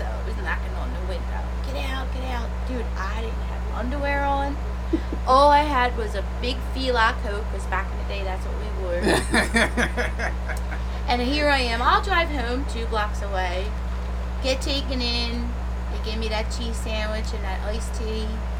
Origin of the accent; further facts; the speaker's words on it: Philadelphia, Pennsylvania, United States; I'm from South Philly, currently living in...